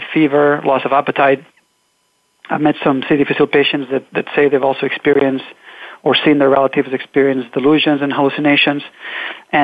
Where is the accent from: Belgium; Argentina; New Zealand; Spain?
Spain; Catalonia; moved away as an adult; now in United States; I'm originally from Catalonia. I came to the U.S. to do my graduate study work.